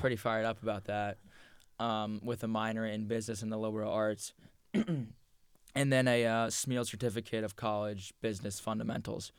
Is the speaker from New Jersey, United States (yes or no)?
yes; Point Pleasant Beach, New Jersey, United States; we grew up in Point Pleasant Beach. Like. Yep a town one square mile